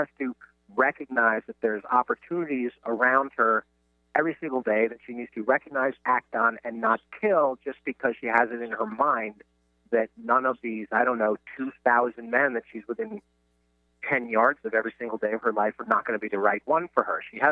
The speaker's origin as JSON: {"language": "English", "region": "New York", "country": "United States", "said": "I'm from New York"}